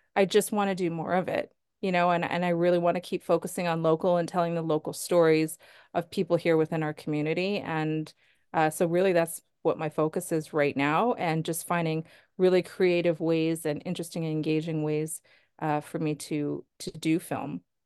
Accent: Sherwood Park, Alberta, Canada; I grew up in Sherwood Park.

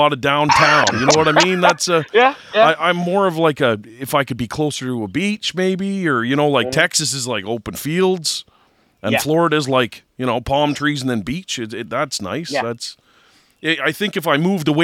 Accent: Canada; I'm actually Canadian, too

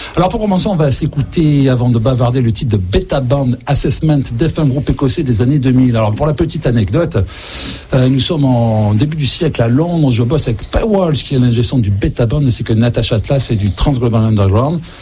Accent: south of France, France; en tant que sudiste

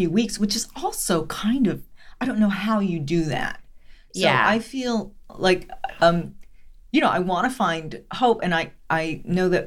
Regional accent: Los Angeles, California, United States; my life growing up in East Hollywood as a young woman

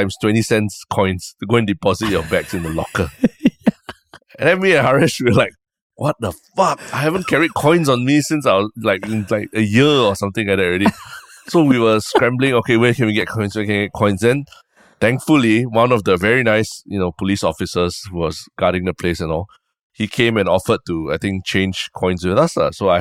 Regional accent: Singapore

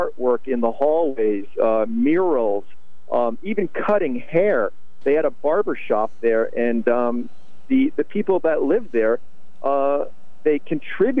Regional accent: Norwich, Connecticut, United States; I grew up in Norwich

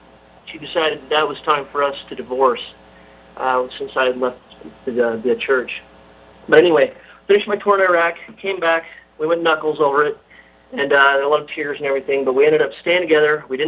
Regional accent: Utah, United States; I grew up in Utah

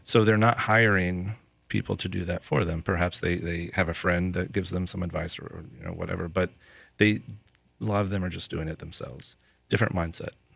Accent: Lakeland, Florida, United States; I'm from Lakeland, and the majority of people that I know and the reach that I have is in Lakeland.

